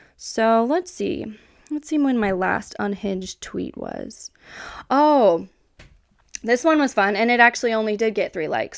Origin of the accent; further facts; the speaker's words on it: Kansas, United States; even though I'm from Kansas, I'm a Kansas girly